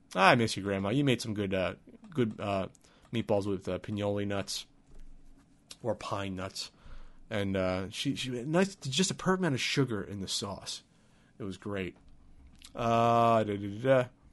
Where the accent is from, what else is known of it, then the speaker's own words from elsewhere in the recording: New Jersey, United States; moved away as an adult; now in San Diego, United States; Growing up in New Jersey, in most of New Jersey